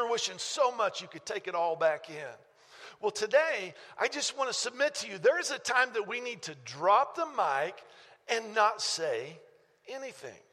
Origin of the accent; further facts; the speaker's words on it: United States; we grew up in America. I live in America